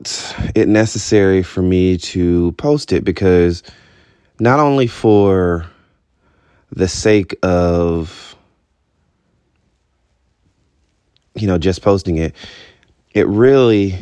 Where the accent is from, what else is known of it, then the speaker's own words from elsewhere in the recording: Albany, Georgia, United States; I was born in Albany, Georgia